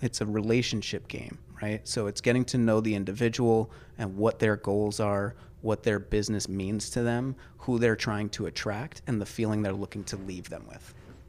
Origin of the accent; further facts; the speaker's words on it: New Paltz, New York, United States; also born or lived in Highland, New York / Kingston, New York; born and raised